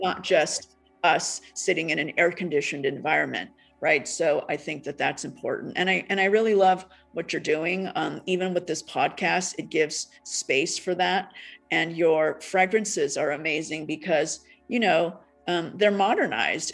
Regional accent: United States; also born or lived in Taiwan / Japan; I grew up in America.

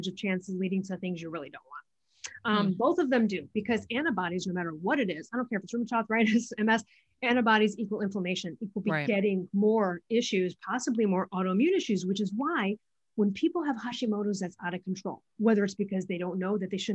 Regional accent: Midwest, United States; I'm from the Midwest

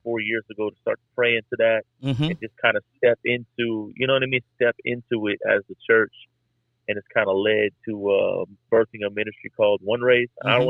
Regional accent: Miami, Florida, United States; now in Atlanta, United States; I was born and raised in Miami, and I was kind of running from the Lord, ended up in Atlanta

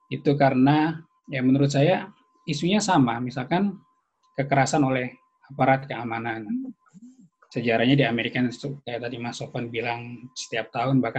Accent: Java, Indonesia; saya lahir dan besar di Jawa

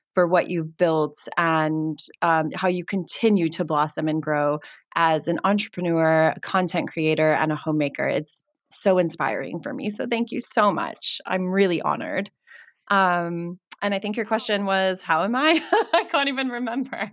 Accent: United States; now in Cape Town, South Africa; I hail from America

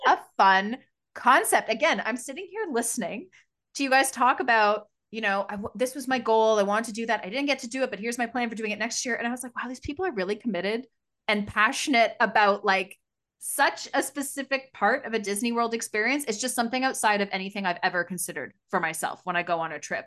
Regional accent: Canada near Toronto, Ontario, Canada; we come from Canada near Toronto

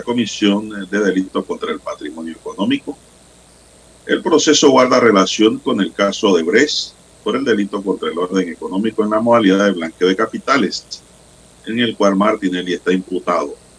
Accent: Panama; como panameño

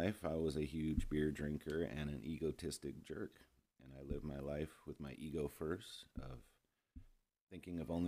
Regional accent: Long Beach, California, United States; moved away as an adult; now in Austin, United States; I grew up in Long Beach, California in the early 70s, 80s, 90s.

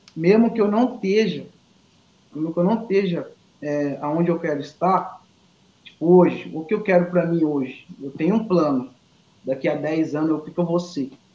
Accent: Alagoas, Brazil; moved away; also born or lived in interior of São Paulo; eu sou da, da, de Alagoas

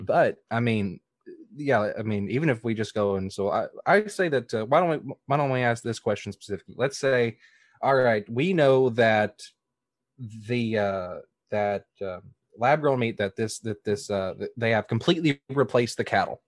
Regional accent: the South, United States; I come from the South

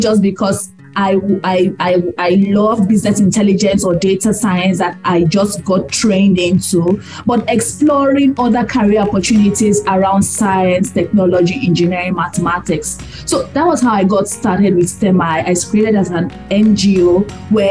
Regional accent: Nigeria; I'm proudly Nigerian

